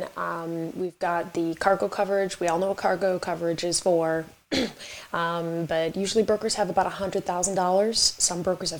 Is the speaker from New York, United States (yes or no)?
yes; New York, United States; I am a New Yorker, so I speak very quick.